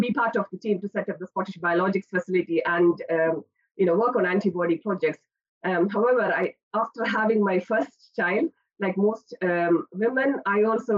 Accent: India; moved away as an adult; now in Aberdeen, United Kingdom; I'm not from the UK. I spent my childhood and early years of higher education in India.

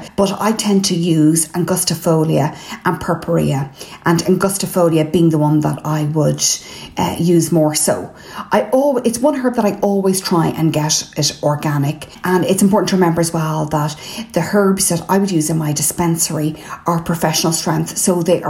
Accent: Ireland; I'm …

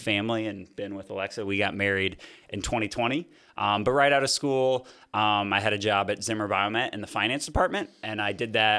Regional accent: Fort Wayne, Indiana, United States; I grew up in Fort Wayne, Indiana.

